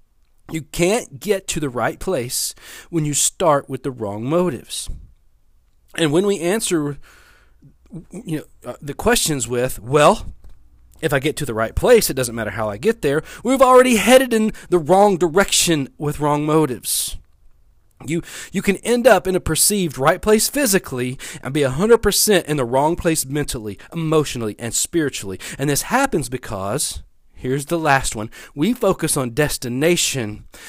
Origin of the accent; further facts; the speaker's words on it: West Monroe, Louisiana, United States; Now, I've been living in Louisiana most of my life. I grew up in West Monroe. I've lived in Bossier City. I've lived in Shreveport.